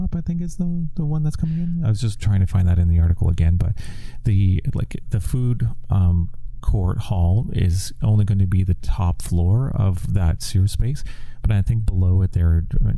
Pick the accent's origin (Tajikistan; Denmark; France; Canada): Canada; Saskatchewan; now in Vancouver, Canada; I grew up in Saskatchewan